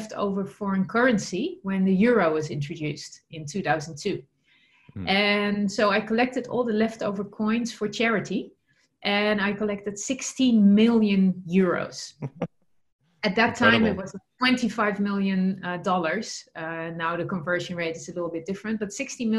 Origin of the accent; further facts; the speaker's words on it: Netherlands; English is a second language; moved away; I'm originally from the Netherlands